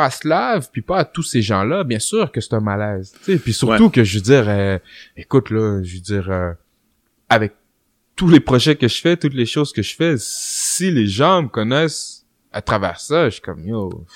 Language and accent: French; Quebec City, Quebec, Canada; pour ce qui est de Québec, je suis là depuis, les débuts